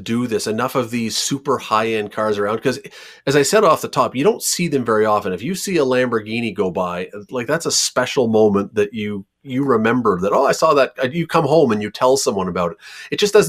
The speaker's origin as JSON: {"language": "English", "country": "Canada", "said": "we are Canadian"}